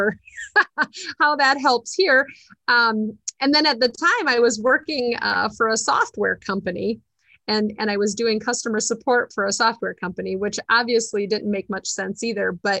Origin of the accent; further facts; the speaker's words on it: Dubuque County, Iowa, United States; now in Delaware County, Iowa, United States; I was born and raised in Dubuque County